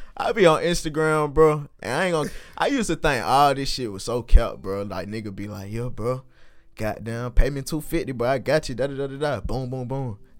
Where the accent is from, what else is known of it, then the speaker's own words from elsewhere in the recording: College Park, Georgia, United States; I'm from Southside, bro. I'm from Old Net. College Park. Gabby Road.